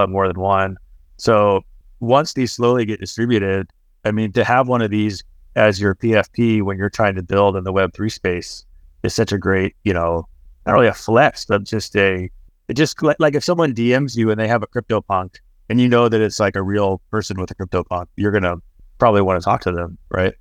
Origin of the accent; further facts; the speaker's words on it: Texas, United States; I grew up in Texas